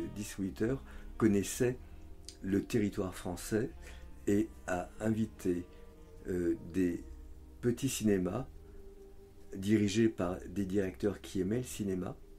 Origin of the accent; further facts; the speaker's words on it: France; je suis français